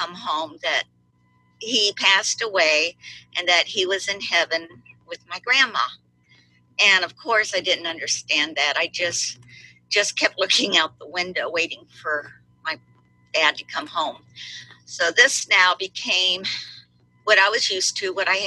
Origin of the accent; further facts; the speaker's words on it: Miami, Florida, United States; I was born in Miami, and my parents were both Cuban. And we lived in a little house in Miami with terrazzo flooring